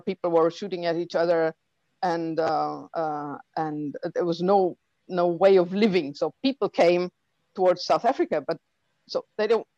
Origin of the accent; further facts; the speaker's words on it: Heilbronn, Baden-Württemberg, Germany; I'm coming from Germany